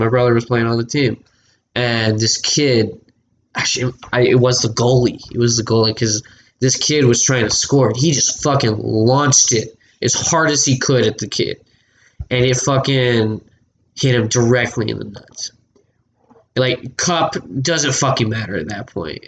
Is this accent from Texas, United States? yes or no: yes; Texas, United States; I was raised in Texas